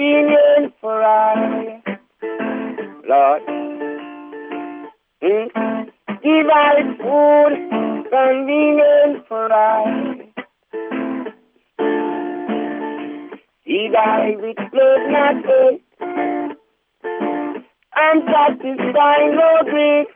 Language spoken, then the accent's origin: English; Jamaica; now in United States; I come from Jamaica and the hills. I was born with goats